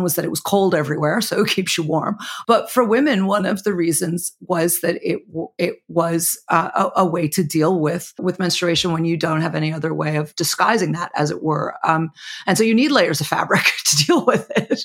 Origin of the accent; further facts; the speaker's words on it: Chicago, Illinois, United States; Chicago, my hometown